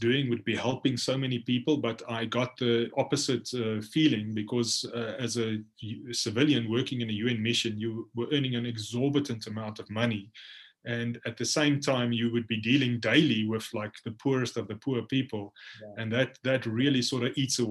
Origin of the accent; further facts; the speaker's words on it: South Africa; also born or lived in Khartoum, Sudan; my home country